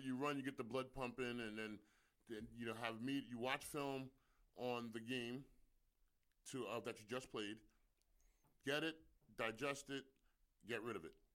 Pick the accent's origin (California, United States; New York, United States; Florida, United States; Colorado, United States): New York, United States; I'm a New Yorker.